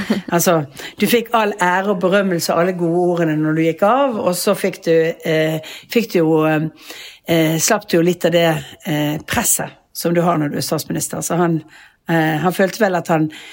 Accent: Bergen, Vestland, Norway; moved away as an adult; now in Oslo, Norway; vi har jo hus og bolig som vi, som vi bor i når vi er hjemme i Bergen

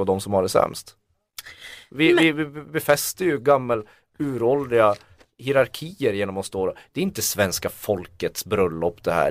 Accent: Kiruna, Norrbotten County, Sweden; Jag kommer från Kiruna

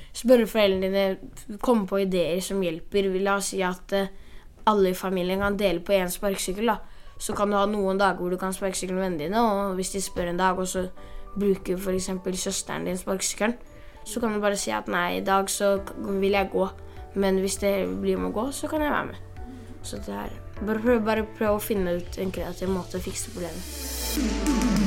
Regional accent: Brazil; now in Oslo, Norway; I Brasil har jeg masse venner, for at jeg er fra Brasil

